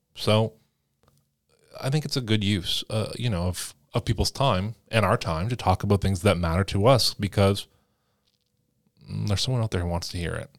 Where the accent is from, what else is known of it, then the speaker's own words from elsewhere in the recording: Canada; As a Canadian